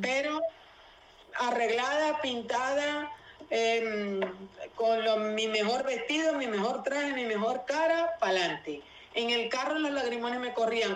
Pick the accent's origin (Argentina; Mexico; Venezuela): Venezuela; yo nunca pensé ver en mi país, jamás pensé ver aquí en Venezuela